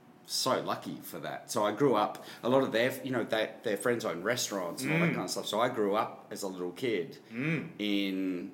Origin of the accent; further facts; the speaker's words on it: Melbourne, Victoria, Australia; But I grew up in Melbourne